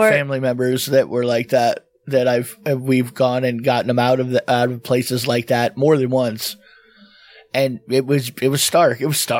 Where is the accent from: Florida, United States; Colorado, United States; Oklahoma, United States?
Florida, United States; I grew up in Florida.